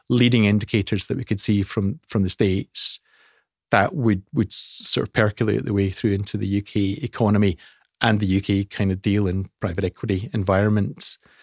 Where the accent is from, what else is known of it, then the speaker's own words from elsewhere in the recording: Scotland, United Kingdom; I'm, I'm, I'm Scottish